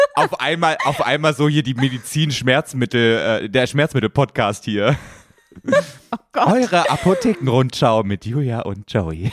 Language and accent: German; the East, eastern Germany, Germany; ich komm aus dem Osten, da gab es nur russisch